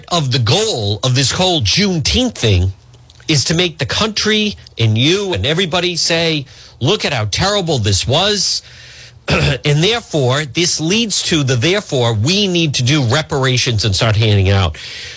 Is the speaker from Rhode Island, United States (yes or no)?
yes; Cranston, Rhode Island, United States; my hometown of Cranston